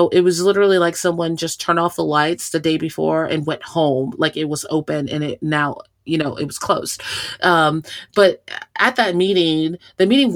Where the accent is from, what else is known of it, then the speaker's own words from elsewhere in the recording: San Antonio, Texas, United States; moved away as an adult; also born or lived in Austin, Texas; now in La Crosse, United States; I am originally from Texas, San Antonio. I was born, not necessarily raised in San Antonio, but a true Southerner